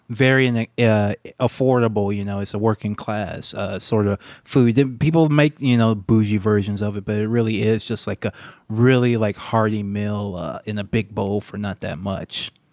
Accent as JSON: {"language": "English", "town": "Baton Rouge", "region": "Louisiana", "country": "United States", "tie": "born or raised there", "also_born_or_lived": "Japan", "moved": "yes", "said": "my hometown, Baton Rouge, Louisiana"}